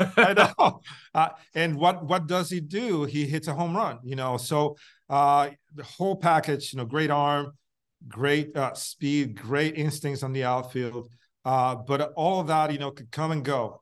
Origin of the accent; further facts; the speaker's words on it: Puerto Rico; in the same area that I grew up in Puerto Rico